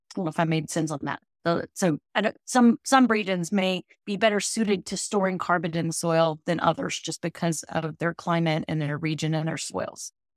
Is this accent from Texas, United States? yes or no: yes; Temple, Texas, United States; also born or lived in College Station, Texas; I grew up in Temple, uh, which is about an hour and a half from here